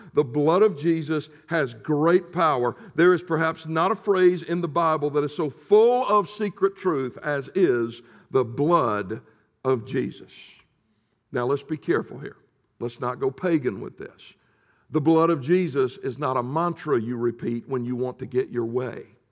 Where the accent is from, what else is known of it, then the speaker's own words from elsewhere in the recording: the South, United States; I'm from the South